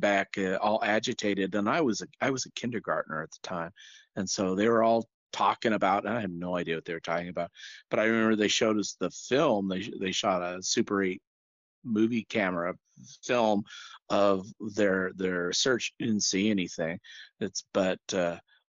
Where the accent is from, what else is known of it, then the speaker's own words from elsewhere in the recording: Central Oregon, United States; now in Southern California, United States; I live in Southern California. But I spent lots of time growing up in Central Oregon with my grandparents.